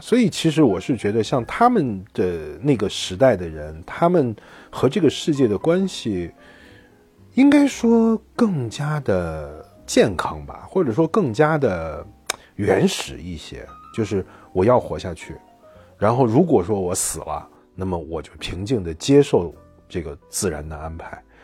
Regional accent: China; 一方面我们是中国人

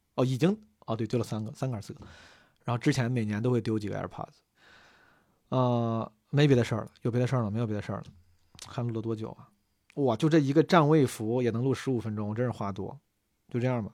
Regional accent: Zhengzhou, Henan, China; 从小在河南、在郑州搓澡

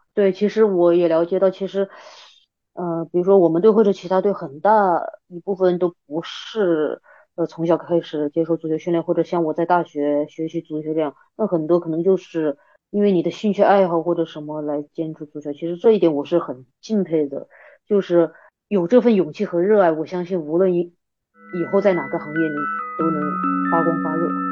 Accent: Yueyang, Hunan, China; moved away as an adult; now in Beijing, China; 我湖南岳阳我老家嘛，它有一个大学叫湖南理工学院

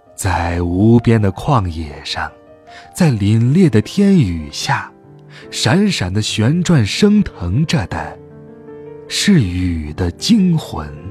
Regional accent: Hohhot, Inner Mongolia, China; 在呼和浩特，我的家乡

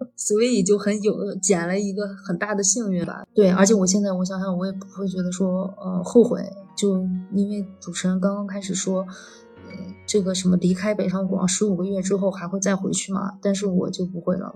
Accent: northern China, China; moved away as an adult; now in Shanghai, China; 我也是个北方人

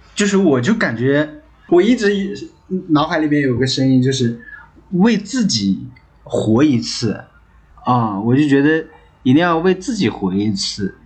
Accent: Inner Mongolia, China; 咱们都是北方嘛，就最北，内蒙古跑到了 最南方那边一直飘来飘去，飘来飘去

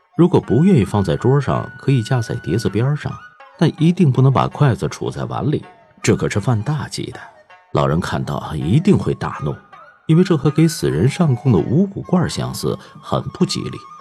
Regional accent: Tianjin, China; 我出生在一个平常的老天津卫家庭，祖上就住在梁家嘴儿的后花胡同儿，后来搬到河北陈家沟子

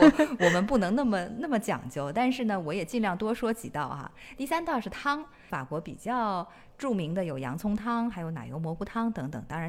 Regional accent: China; 我觉得它们那个壳儿长得就完全和我认知里面从小在中国见到的蜗牛不一样

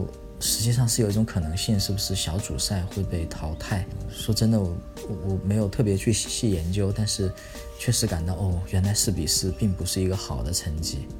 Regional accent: Wuhan, Hubei, China; 我们我们武汉话用武汉话说，就是不要想着把便宜占尽，不要总想着把便宜占尽。

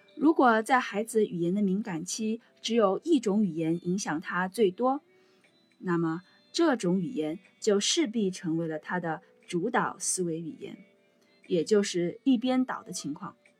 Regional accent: China; moved away as an adult; now in Singapore; 我想我们中国人都知道，在国内学的英语是哑巴英语。我自己是从中学才开始学英语的

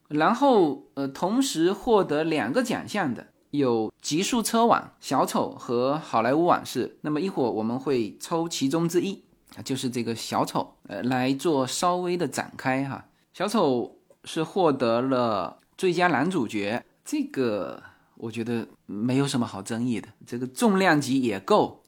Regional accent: Fuzhou, Fujian, China; 曹德旺是我们福州人

